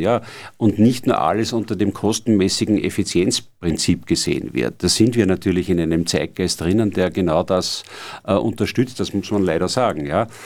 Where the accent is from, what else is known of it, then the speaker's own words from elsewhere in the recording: Austria; bei uns in Österreich